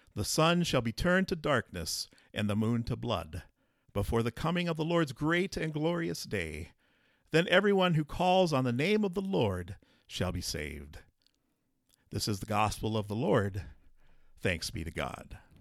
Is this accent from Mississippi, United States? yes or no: no; southeastern South Dakota, United States; now in Colton, United States; I grew up in a small town in southeastern South Dakota